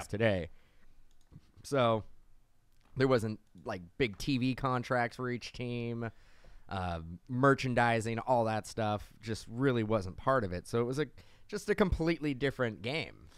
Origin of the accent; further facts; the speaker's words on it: California, United States; we're from California.